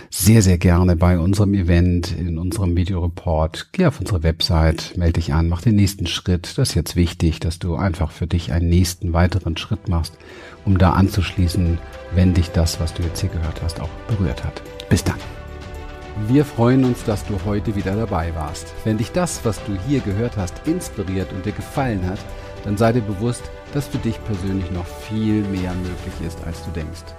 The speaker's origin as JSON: {"language": "German", "region": "Berlin", "country": "Germany", "said": "Ich komme aus den Ghettos von Berlin bin wirklich in Mangel und Armut und Terror."}